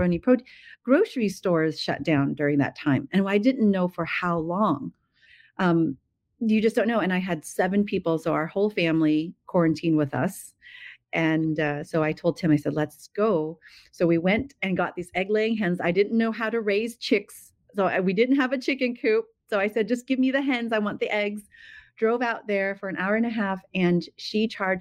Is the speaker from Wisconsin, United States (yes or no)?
no; San Jose, California, United States; moved away as an adult; now in Appalachian Mountains, United States; I was born and raised again in San Jose in California